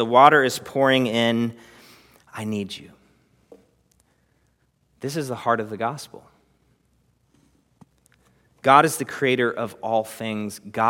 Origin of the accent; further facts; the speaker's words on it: Texas, United States; And I'm a Texan and I have what it takes.